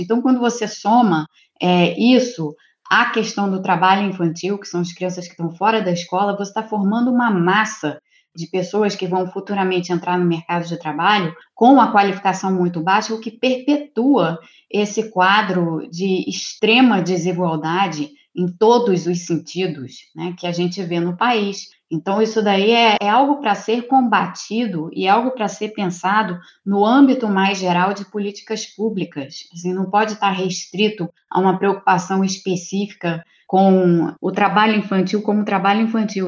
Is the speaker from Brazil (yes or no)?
yes; Rio de Janeiro, Brazil; eu sou do Rio de Janeiro